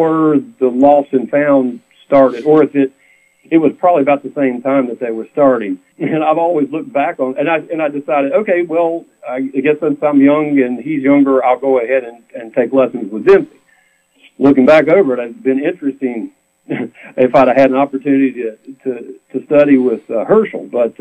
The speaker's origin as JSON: {"language": "English", "town": "Roanoke", "region": "Virginia", "country": "United States", "tie": "born or raised there", "said": "I was born and raised in Roanoke, Virginia, in the Blue Ridge Mountains"}